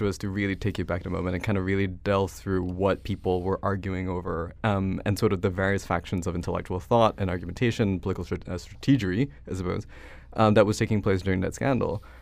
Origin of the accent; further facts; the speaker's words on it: Malaysia; moved away as an adult; now in United States; I'm not American. I grew up in Malaysia until I was eighteen